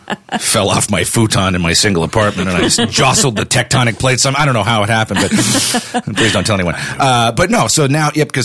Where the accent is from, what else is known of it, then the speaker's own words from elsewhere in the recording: Canada; now in United States; I'm going to go back to Canada